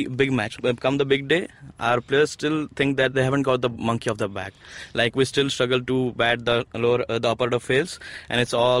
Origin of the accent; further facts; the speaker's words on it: Bhawanipatna, Odisha, India; moved away as an adult; now in Mumbai, India; I'm from Bhavanipatna, Odisha.